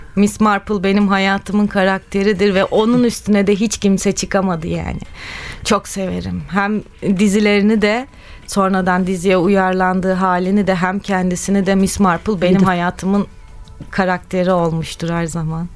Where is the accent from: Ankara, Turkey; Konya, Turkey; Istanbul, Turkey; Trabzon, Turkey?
Istanbul, Turkey; ben doğma büyüme Kadıköylüyüm